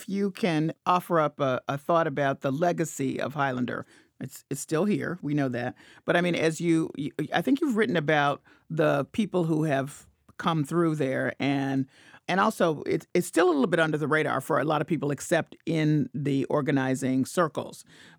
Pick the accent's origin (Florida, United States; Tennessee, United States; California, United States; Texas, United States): Tennessee, United States; Memphis; I'm from Memphis.